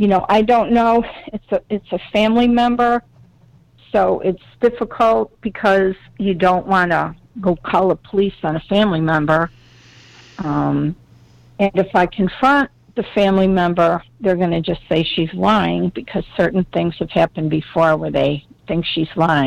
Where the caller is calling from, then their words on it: Lexington, South Carolina, United States; I'm calling from Lexington, South Carolina.